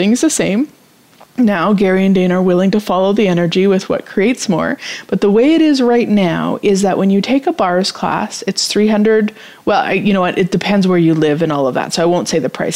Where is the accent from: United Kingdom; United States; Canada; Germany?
Canada; as a Canadian